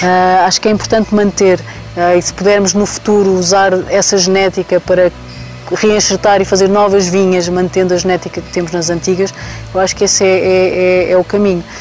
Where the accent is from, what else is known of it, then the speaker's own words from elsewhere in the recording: Tejo, Ribatejo, Portugal; also born or lived in Lisbon; now in Douro, Portugal; Eu saí, saí do Tejo muito cedo, fui estudar para Lisboa